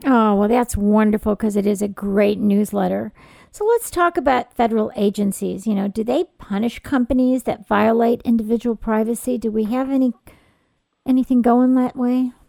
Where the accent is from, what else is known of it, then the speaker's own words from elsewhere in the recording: California, United States; I'm from California